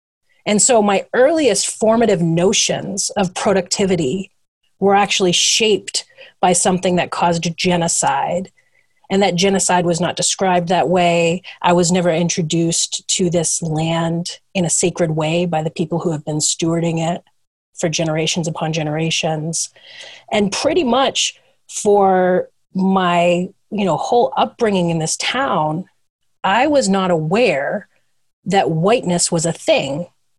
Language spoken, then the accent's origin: English; Ipswich, Massachusetts, United States; born or raised there